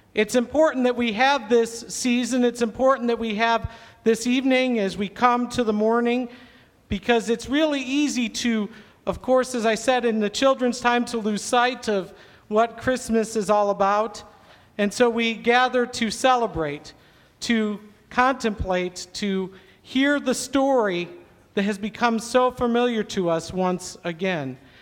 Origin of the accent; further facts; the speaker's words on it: Syracuse, New York, United States; I grew up in Syracuse, New York, kind of in the Finger Lakes region